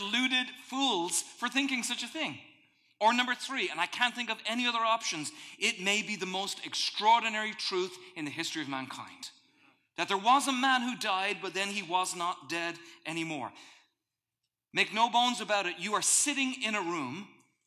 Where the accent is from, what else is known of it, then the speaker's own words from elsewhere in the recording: Ireland; moved away; welcome to my home country